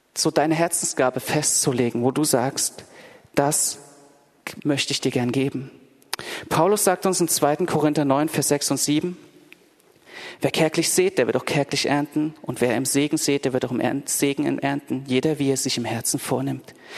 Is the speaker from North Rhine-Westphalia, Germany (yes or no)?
no; Dresden, Saxony, Germany; now in Berlin, Germany; ich bin in Dresden in der Gemeinde aufgewachsen